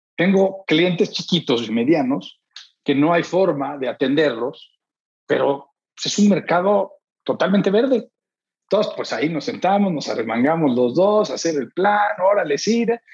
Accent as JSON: {"language": "Spanish", "country": "Mexico", "also_born_or_lived": "San Diego", "said": "estoy aquí, pero yo soy mexicano"}